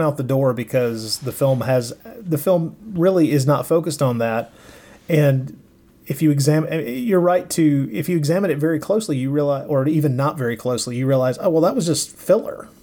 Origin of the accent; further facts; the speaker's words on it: United States; I'm an American